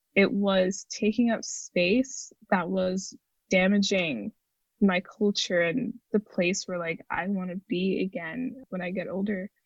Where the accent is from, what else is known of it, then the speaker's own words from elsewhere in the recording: St. Croix, U.S. Virgin Islands; now in United States; I'm from St. Croix, the United States Virgin Islands